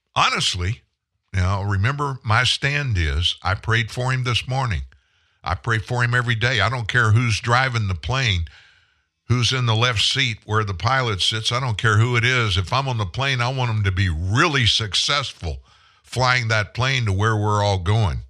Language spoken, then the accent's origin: English; South Louisiana, United States; I'm from South Louisiana.